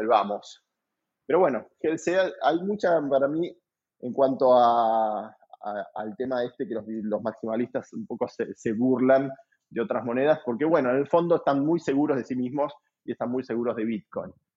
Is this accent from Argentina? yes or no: yes; Argentina